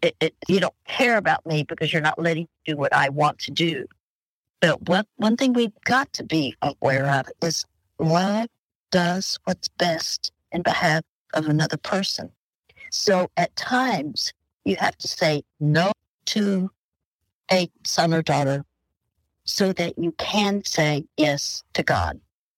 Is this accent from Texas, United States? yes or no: yes; Dallas, Texas, United States; We're new friends, even though we're both from Dallas, Texas, but we're new friends now.